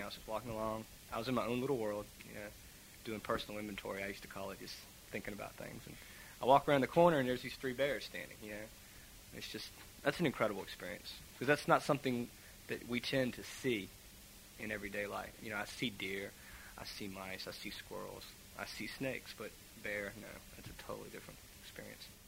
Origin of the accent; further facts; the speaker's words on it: Virginia, United States; I'm from Virginia